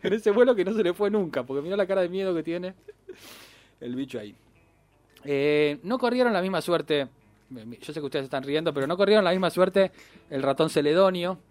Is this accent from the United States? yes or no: no; Argentina